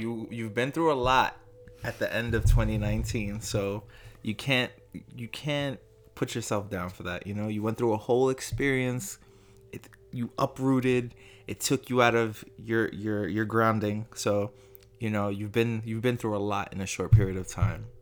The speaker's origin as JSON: {"language": "English", "town": "New York City", "region": "New York", "country": "United States", "tie": "born or raised there", "also_born_or_lived": "Staten Island, New York", "said": "I am born and raised in Brooklyn, moved to Staten Island when I was about fifteen."}